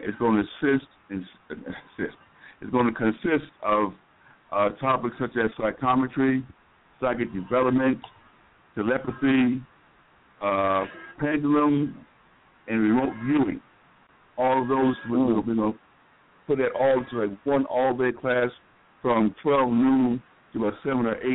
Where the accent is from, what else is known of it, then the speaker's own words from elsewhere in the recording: New York, United States; now in Atlanta, United States; we're from New York